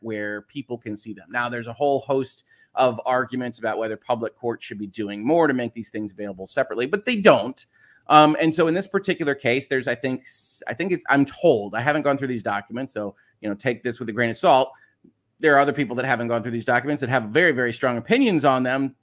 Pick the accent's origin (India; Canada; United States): United States; I am an American